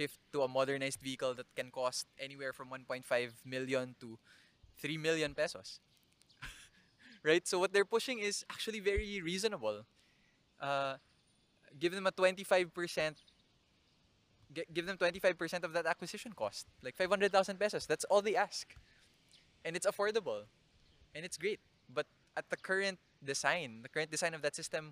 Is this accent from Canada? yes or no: no; Naga, Philippines; my hometown, Naga